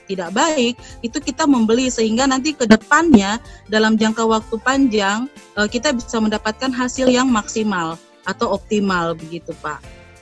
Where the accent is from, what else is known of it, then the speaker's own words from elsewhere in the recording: Papua, Indonesia; saya menggunakan bahasa yang mudah mereka pahami karena kami di Papua kan dengan dialek dialek kami